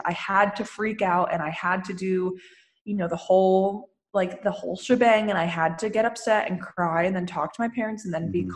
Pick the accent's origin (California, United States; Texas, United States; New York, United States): California, United States; Lafayette; moved away as an adult; now in Santa Monica, United States; I was born and raised in Lafayette